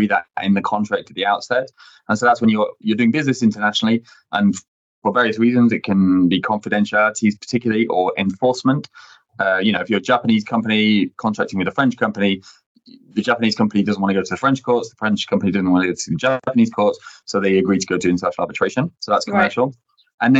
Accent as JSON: {"language": "English", "country": "United Kingdom", "first_language": "English", "moved": "as an adult", "lives_now": "Paris, France", "said": "I'm British originally, was trained in the UK."}